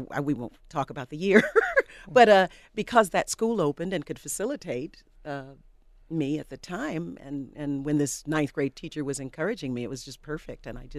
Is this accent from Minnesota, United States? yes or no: no; Encino, California, United States; also born or lived in Washington, D.C.; I was born in Washington, D.C., but I am from Encino, California.